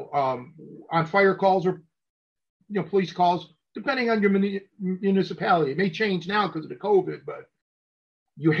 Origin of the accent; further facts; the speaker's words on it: Cleveland, Ohio, United States; also born or lived in McHenry, Illinois; now in McHenry area, Illinois, United States; I was raised in a city, but not Chicago. I was raised in Cleveland